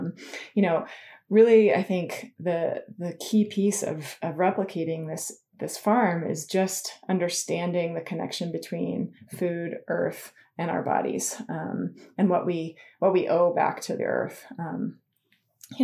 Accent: Tahoe, California, United States; I grew up skiing. You know, I grew up in Tahoe, so I skied.

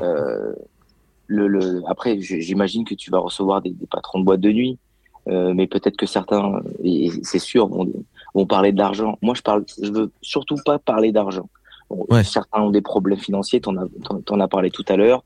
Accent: Lyon region, Auvergne-Rhône-Alpes, France; je suis de la région lyonnaise

